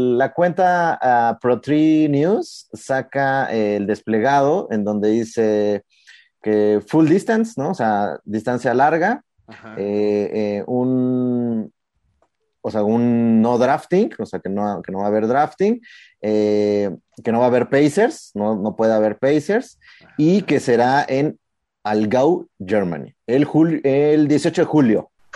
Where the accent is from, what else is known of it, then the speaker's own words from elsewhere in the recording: Mexico; como, como mexicanos